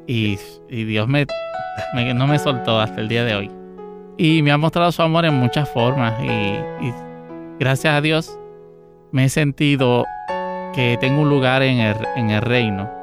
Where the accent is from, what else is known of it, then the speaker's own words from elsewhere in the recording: San José de Ocoa, Dominican Republic; now in Puerto Rico; Yo nací en San José de Ocoa, en República Dominicana